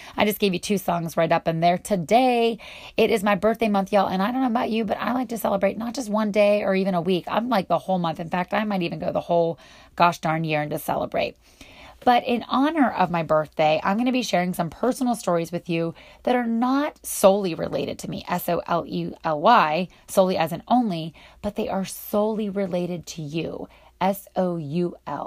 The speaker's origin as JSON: {"language": "English", "region": "Northwestern Pennsylvania", "country": "United States", "tie": "born or raised there", "said": "I grew up in Western Pennsylvania, Northwestern Pennsylvania, right on the border of Ohio"}